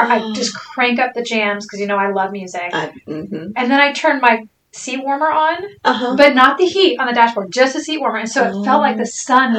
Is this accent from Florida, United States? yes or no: yes; Florida, United States; now in North Carolina, United States; And I'm from Florida, which is the Sunshine State